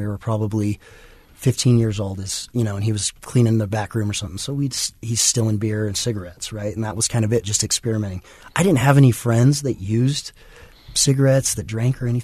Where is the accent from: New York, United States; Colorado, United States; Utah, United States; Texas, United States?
Utah, United States; Kaysville; I grew up in Kaysville, so, you know, small suburban farm community